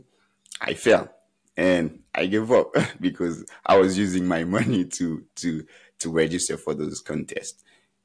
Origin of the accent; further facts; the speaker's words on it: Haiti; moved away as an adult; now in United States; when I was growing up in Haiti